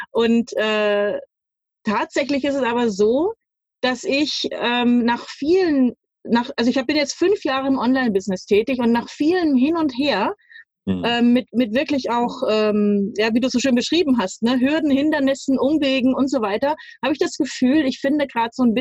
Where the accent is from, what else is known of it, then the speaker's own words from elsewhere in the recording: Munich, Bavaria, Germany; ich bin zwar nicht in New York oder sowas groß geworden, aber äh, ich bin in München aufgewachsen, geboren und aufgewachsen.